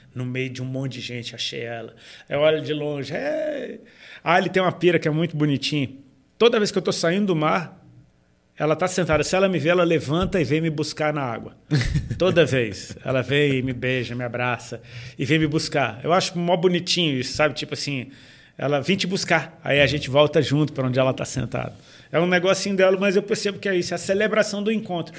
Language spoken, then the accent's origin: Portuguese; Brazil; a gente é brasileiro